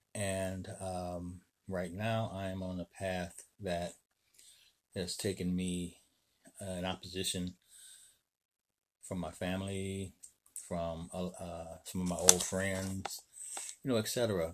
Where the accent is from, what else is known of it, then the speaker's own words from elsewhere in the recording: Chicago, Illinois, United States; I'm from Chicago, Illinois